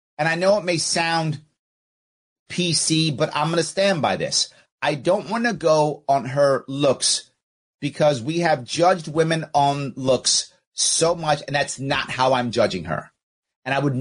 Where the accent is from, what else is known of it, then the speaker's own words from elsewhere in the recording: New York City, New York, United States; I was a kid, I was raised in the Bronx